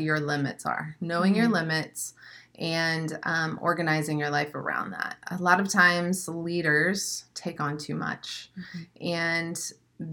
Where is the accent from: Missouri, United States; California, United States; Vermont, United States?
Missouri, United States; Springfield; also born or lived in St. Louis, Missouri; now in Florida, United States; I'm from Springfield, Missouri. So I'm a Missouri Midwestern girl. Lived in St. Louis before